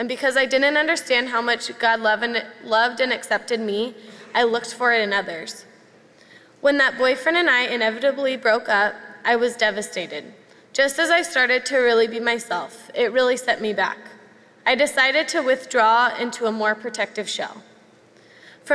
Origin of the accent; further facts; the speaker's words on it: Camarillo, California, United States; now in Mission Viejo, United States; As a child, I grew up here in Saddleback Valley. Then right before I started kindergarten, my family and I left Mission Viejo and headed up north to a town called Camarillo